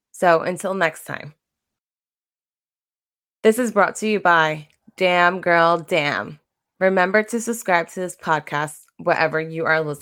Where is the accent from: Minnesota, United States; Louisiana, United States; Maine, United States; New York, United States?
New York, United States; Brentwood; accent: Long Island; I'm a first gen Latina born and raised on Long Island. I don't have a Long Island accent except for when I say Long Island.